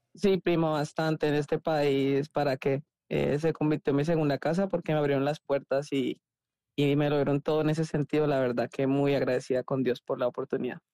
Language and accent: Spanish; Cali, Valle del Cauca, Colombia; moved away as an adult; also born or lived in Missouri, United States; now in United States; yo nací en Cali, Cali, Colombia